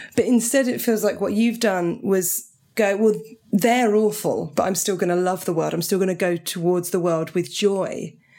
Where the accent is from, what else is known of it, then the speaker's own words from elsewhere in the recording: Portsmouth, South East England, United Kingdom; That's where I grew up in Portsmouth